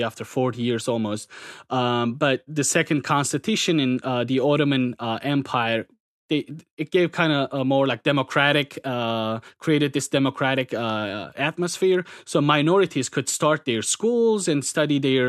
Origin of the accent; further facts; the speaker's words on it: Kayseri Province, Turkey; first language Circassian; English is a second language; moved away as an adult; also born or lived in Istanbul; now in San Antonio, Texas, United States; Kayseri, uh, my hometown